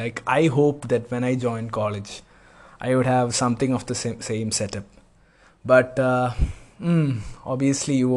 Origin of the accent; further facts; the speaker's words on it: Kochi, Kerala, India; moved away; I'm from Kochi